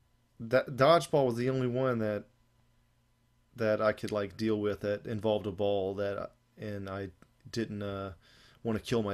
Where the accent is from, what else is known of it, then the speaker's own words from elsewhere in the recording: Eclectic, Alabama, United States; moved away; also born or lived in Japan; I'm from Eclectic, Alabama originally